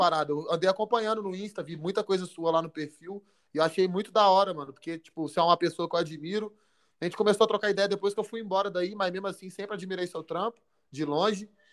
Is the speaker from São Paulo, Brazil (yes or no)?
no; Belo Horizonte, Minas Gerais, Brazil; eu sou de BH, natural de BH